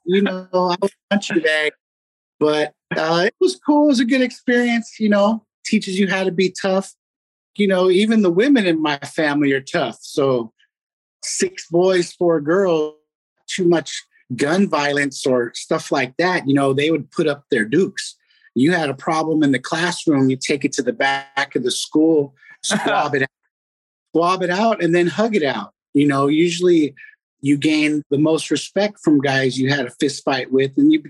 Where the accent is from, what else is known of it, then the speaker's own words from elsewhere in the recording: Fremont, California, United States; Growing up in Fremont was cool, man. Everybody was real friendly.